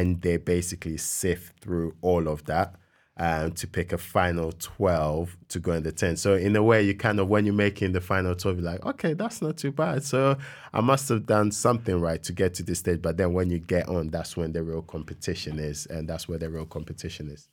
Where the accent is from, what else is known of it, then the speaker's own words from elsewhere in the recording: Ghana; moved away as an adult; when I was growing up in Ghana